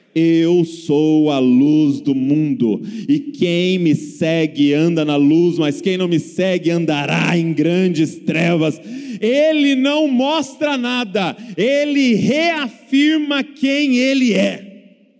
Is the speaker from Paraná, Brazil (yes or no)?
no; Bragança Paulista, São Paulo, Brazil; sou lá de Bragança Paulista, interior de São Paulo